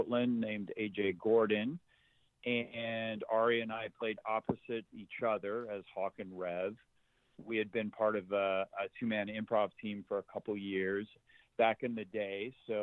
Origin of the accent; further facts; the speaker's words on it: Zimbabwe; now in United States; I grew up in Zimbabwe and watched a lot of Westerns at the drive-in theater, and then moved here in the mid-80s to the United States